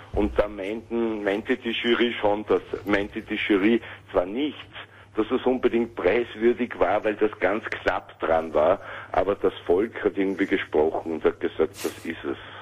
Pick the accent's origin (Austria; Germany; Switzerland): Austria; Vienna; Ich bin kein Berliner, sondern ein Wiener